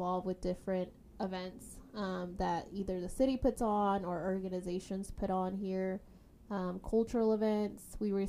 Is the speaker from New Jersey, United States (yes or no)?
no; Little Rock, Arkansas, United States; also born or lived in Chiapas, Mexico; I grew up in Little Rock, but now I live in North Little Rock.